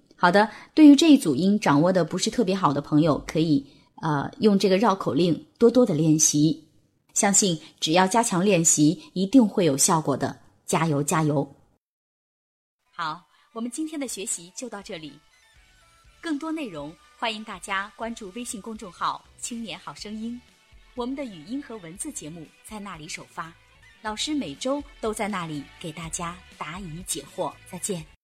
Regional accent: southern China, China; 特别是对于南方人来说， 因为我们是没有前后鼻音的区别

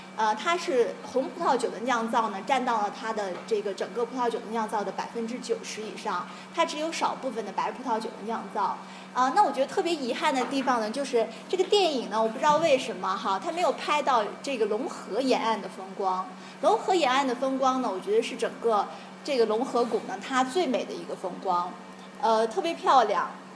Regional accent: China; 我们中国人

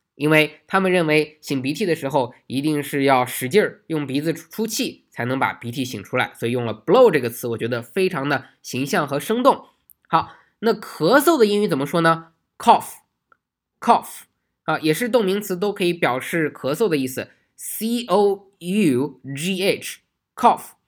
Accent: China; 我们中国人

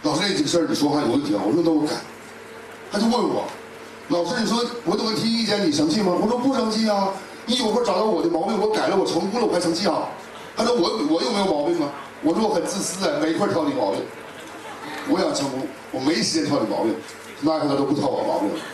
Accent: Tangshan, Hebei, China; 我们唐山那块儿

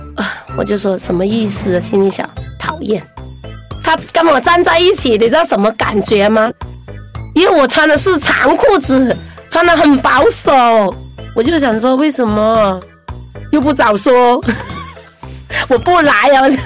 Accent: Guangzhou, Guangdong, China; 我们广州人最喜欢相亲

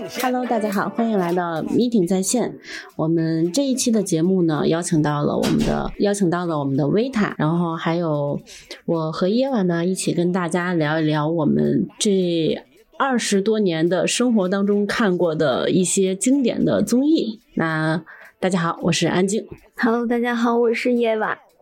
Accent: Hebei, China; 在我们河北那边很风靡

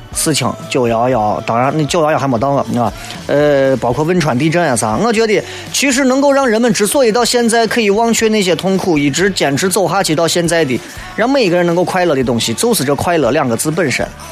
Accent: China; 作为中国人来讲

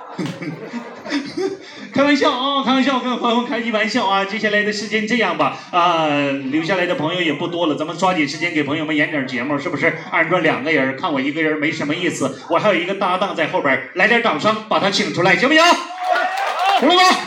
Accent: Northeast China, China; 我来自东北

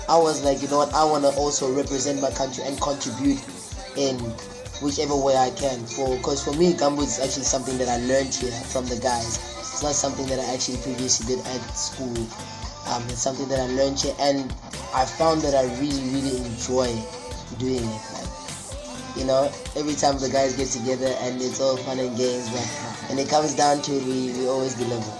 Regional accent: South Africa; now in Wuhan, China; Um, I'm from South Africa. I study in Wuhan, study finance. I'm a second year, 23 years old.

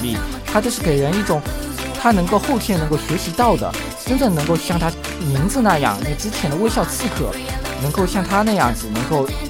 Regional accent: China; 我们就是中国人共有的特征，就是我们亚裔

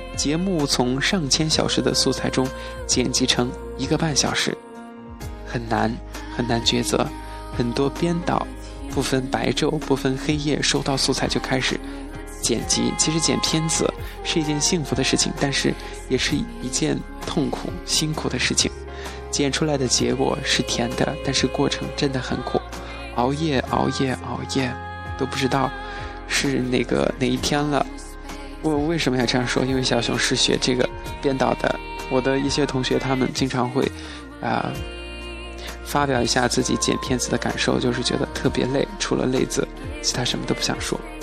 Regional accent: Chongqing, China; accent: Chongqing dialect; 我们重庆话说

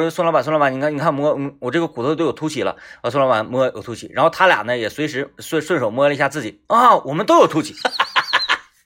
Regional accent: Sichuan, China; 我们四川人

